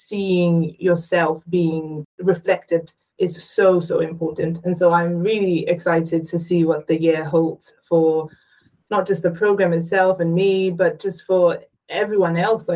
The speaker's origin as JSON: {"language": "English", "country": "Botswana", "said": "I come from Botswana, and I'm very proud of where I'm from, but I did grow up with limited exposure."}